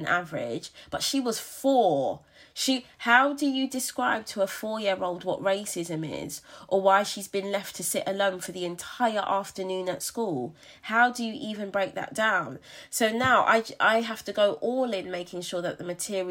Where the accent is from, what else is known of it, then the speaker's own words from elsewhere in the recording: London, United Kingdom; moved away as an adult; I was born and raised in Brixton, and London will forever have my heart.